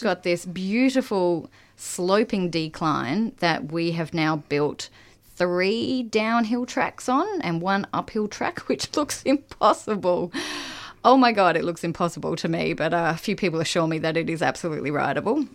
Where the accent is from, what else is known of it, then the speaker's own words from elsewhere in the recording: Queensland, Australia; also born or lived in Seddon, Victoria; now in Melbourne, Australia; I come from Queensland